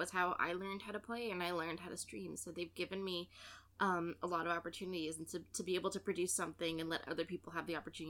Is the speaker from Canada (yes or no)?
yes; Canada; I'm Canadian